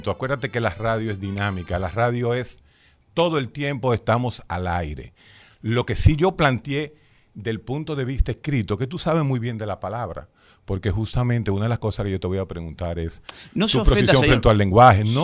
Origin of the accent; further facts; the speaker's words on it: Dominican Republic; yo soy dominicano.